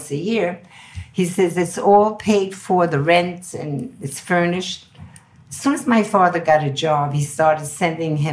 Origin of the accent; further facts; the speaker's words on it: New York City, New York, United States; accent: very New York, very American; also born or lived in Antwerp, Belgium; I grew up on the Upper West Side until I married my first husband in 1953